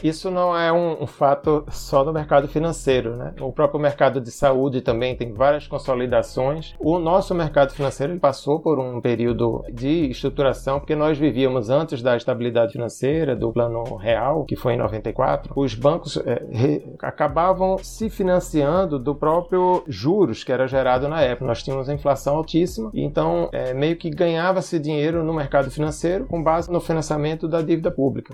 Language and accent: Portuguese; Pernambuco, Brazil; Eu sou pernambucano, o sotaque não nega